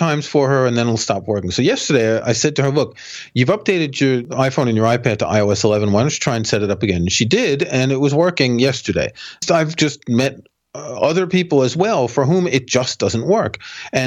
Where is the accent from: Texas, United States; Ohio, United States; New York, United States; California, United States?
New York, United States